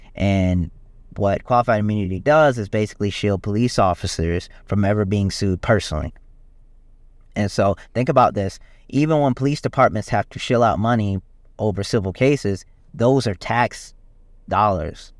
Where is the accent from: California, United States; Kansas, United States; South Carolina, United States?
South Carolina, United States; I'm from South Carolina